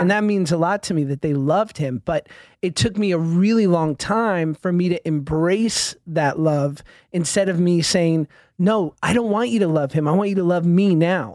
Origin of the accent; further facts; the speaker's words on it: New York City, New York, United States; I'm from Midtown Manhattan, from Hell's Kitchen area